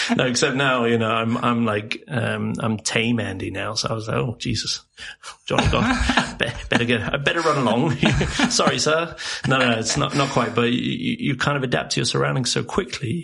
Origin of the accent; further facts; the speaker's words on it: England, United Kingdom; moved away as an adult; also born or lived in South Africa; now in Sweden; I, was born in England and then spent sort of formative years. So I guess from like yeah, seven eight months to around eight nine years old in South Africa, and then okay. moved to England.